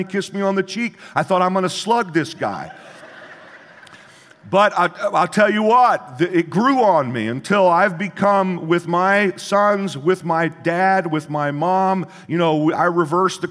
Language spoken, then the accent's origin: English; Midwest, United States; where I grew up in the Midwest